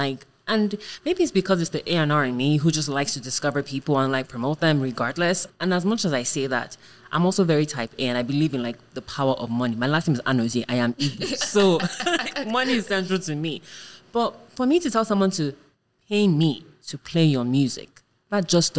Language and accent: English; United States; I'm American, so I could go and join you.